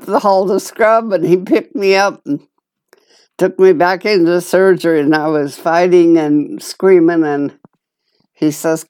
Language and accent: English; Gillette, Wyoming, United States; when I was 5, we moved from Gillette, Wyoming, out on a homestead, 40 miles from Gillette.